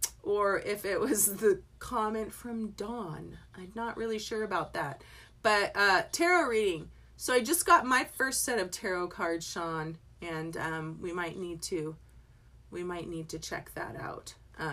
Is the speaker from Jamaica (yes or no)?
no; England, United Kingdom; born there; I was born in England.